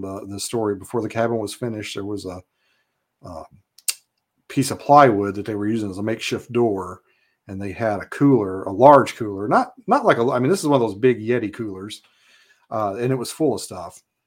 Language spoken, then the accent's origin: English; Kentucky, United States; moved away as an adult; now in Alaska, United States; I was born in Kentucky, uh, grew up there.